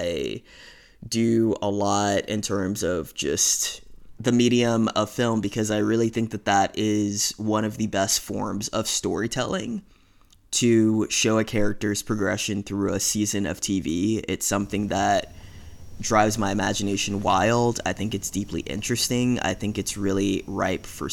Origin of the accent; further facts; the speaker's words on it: New York City, New York, United States; I was born and raised in Brooklyn, New York